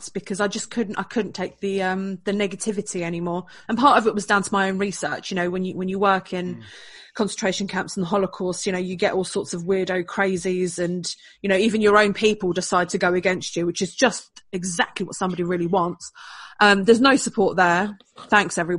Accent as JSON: {"language": "English", "region": "London", "country": "United Kingdom", "tie": "born or raised there", "said": "I was born in West London"}